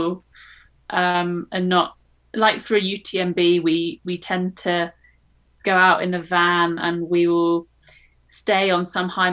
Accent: United Kingdom; as a Brit

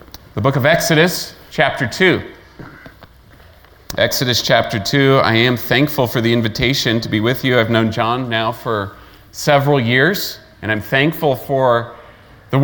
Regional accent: Layton, Utah, United States; also born or lived in Kentucky; I grew up in Layton, Utah, basically age 4 to 22

